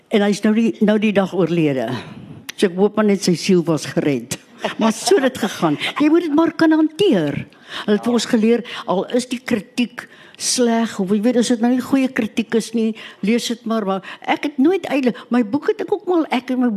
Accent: Western Cape, South Africa; Ek kom van die Kaap af.

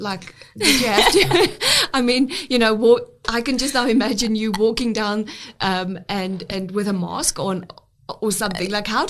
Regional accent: South Africa

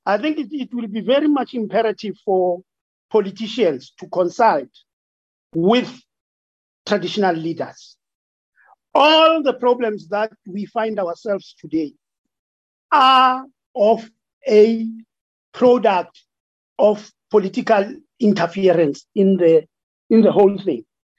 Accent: Amajuba District, KwaZulu-Natal, South Africa; from Amachuba District in KZN. I'm actually a local chief for Gule Tribal Authority.

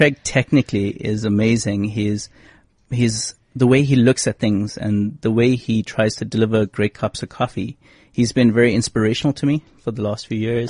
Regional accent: South Africa

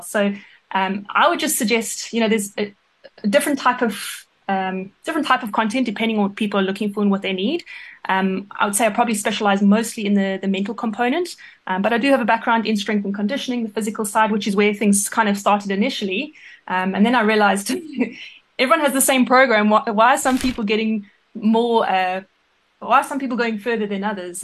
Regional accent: South Africa; moved away as an adult; also born or lived in England; as a South African hockey player

